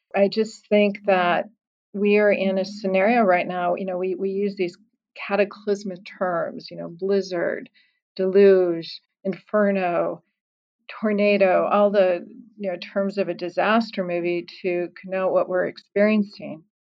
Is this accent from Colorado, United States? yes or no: yes; Colorado, United States; moved away; my home state of Colorado